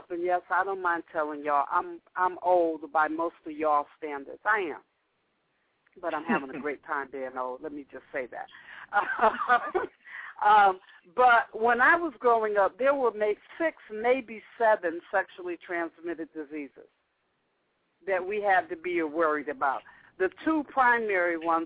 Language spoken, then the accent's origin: English; the North, United States; I grew up in the North